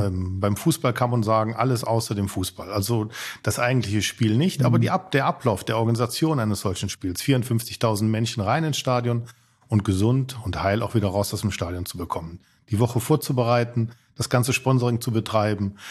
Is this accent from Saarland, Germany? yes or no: no; Mönchengladbach, North Rhine-Westphalia, Germany; Ich bin nicht nur in München-Gladbach geboren, ich bin sogar auf der Birkelstraße aufgewachsen